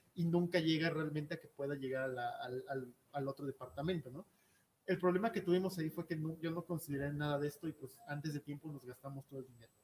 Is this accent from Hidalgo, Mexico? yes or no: no; Oaxaca, Mexico; moved away; soy de Oaxaca